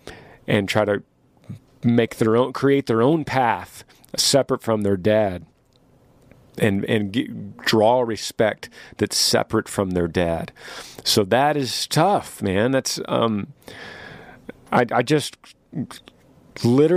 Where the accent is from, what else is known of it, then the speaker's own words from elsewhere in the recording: Texas, United States; to live in my home state of Texas